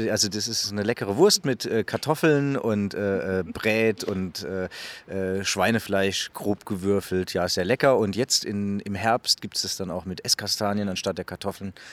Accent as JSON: {"language": "German", "town": "Kallstadt", "region": "Rhineland-Palatinate", "country": "Germany", "tie": "born or raised there", "said": "hier ist Kallstadt, mein Heimatdorf. Kallstadt ist kein Dorf wie jedes andere."}